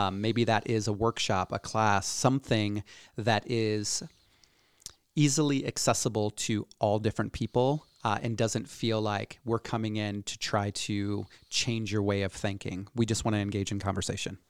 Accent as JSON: {"language": "English", "town": "Cedar Rapids", "region": "Iowa", "country": "United States", "tie": "born or raised there", "said": "born and raised in Cedar Rapids, Iowa."}